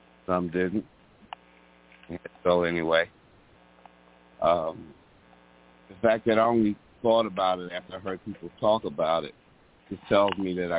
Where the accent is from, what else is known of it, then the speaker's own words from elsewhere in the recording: New York City, New York, United States; I'm from New York City.